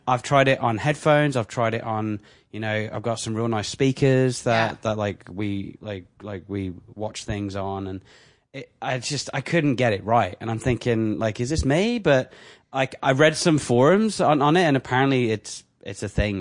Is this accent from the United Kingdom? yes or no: yes; England, United Kingdom; now in Canada; I'm English